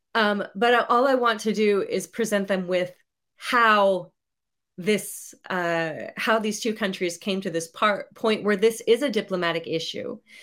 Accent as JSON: {"language": "English", "country": "United States", "said": "I'm from the United States"}